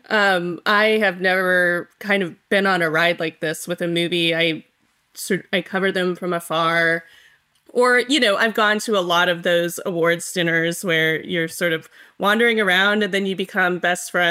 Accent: Los Alamos, New Mexico, United States; I grew up in Los Alamos, New Mexico, and my grandmother Chien-Shiung Wu was a nuclear physicist who worked on the Manhattan Project and knew Oppenheimer

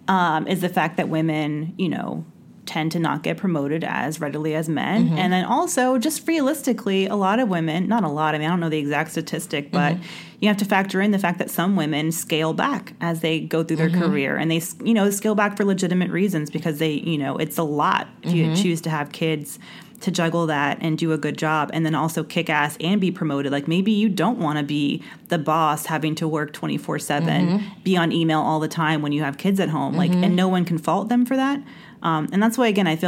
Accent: the South, United States; I grew up in the South.

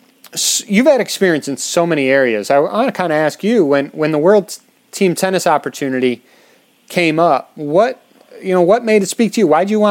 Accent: Chicago, Illinois, United States; and I'm from Chicago, as you know.

